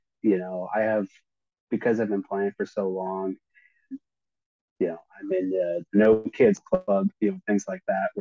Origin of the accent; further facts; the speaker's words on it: Torrance, California, United States; moved away; also born or lived in Georgia; I am originally from California, from Torrance, which is a suburb of Los Angeles